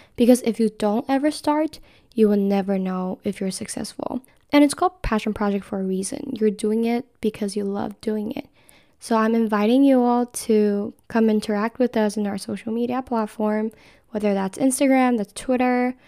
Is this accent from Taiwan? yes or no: yes; Taiwan; moved away as an adult; now in San Diego, United States; I am from Taiwan, which is very, very far away from U C S D